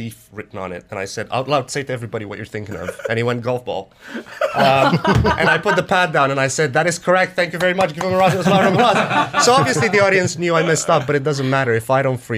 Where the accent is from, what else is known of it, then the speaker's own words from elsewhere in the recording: Romania; now in London, United Kingdom; I'm from Romania originally.